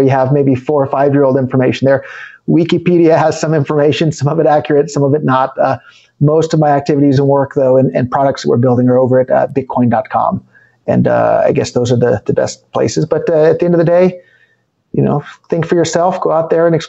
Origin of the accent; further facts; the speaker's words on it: United States; accent: American; moved away as an adult; despite my American accent, I'm not even a U.S. citizen anymore.